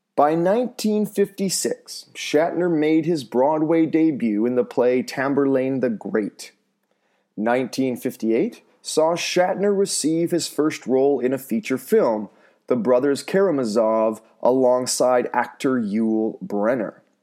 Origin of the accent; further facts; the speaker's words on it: North Vancouver, British Columbia, Canada; my hometown of North Vancouver